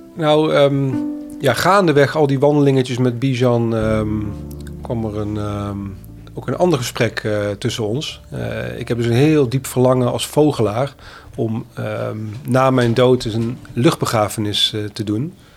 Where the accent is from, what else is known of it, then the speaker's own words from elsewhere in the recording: North Brabant, Netherlands; now in Amsterdam, Netherlands; ik kom uit Brabant, woon langer dan mijn halve leven in Amsterdam